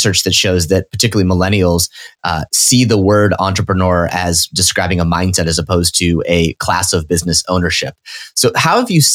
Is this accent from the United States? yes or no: yes; Nebraska, United States; I grew up in Nebraska